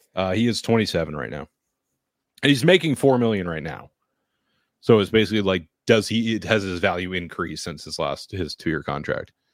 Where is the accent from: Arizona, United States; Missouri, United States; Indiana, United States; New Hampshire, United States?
New Hampshire, United States; I'm from New Hampshire